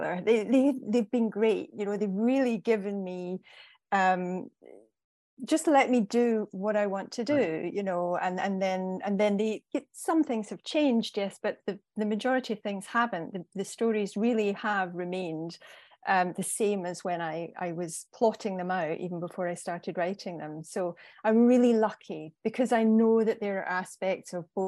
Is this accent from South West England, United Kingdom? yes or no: no; Central Belt, Scotland, United Kingdom; now in Glencoe, United Kingdom; I grew up in the Central Belt, where pretty much everybody in Scotland lives